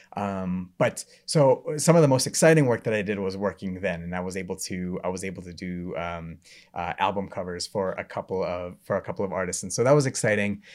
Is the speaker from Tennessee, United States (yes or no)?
yes; Memphis, Tennessee, United States; moved away as an adult; also born or lived in Knoxville, Tennessee / Atlanta, Georgia; I grew up in Memphis, went to school in Knoxville